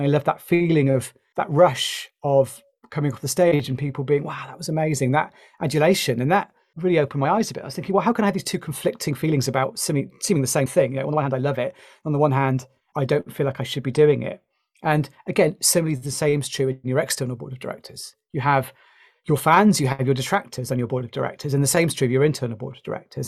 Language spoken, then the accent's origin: English; United Kingdom; You might have guessed from my accent, I'm from the U K.